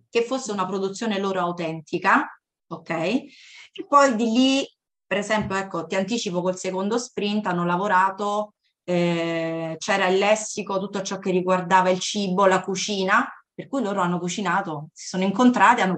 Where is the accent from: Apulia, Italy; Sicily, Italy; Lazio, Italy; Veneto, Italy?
Lazio, Italy; Cassino; also born or lived in California; now in Latina, Italy; vengo da Cassino, dalla provincia di Frosinone